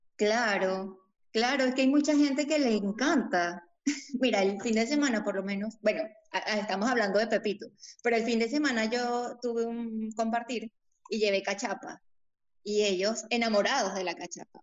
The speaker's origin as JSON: {"language": "Spanish", "region": "Lara", "country": "Venezuela", "tie": "born or raised there", "also_born_or_lived": "Bogotá, Colombia", "moved": "as an adult", "lives_now": "Lima, Peru"}